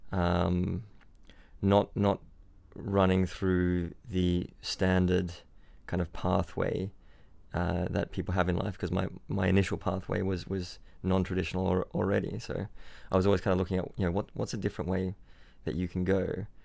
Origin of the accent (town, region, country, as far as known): Byron Bay, New South Wales, Australia; born or raised there; also born or lived in Switzerland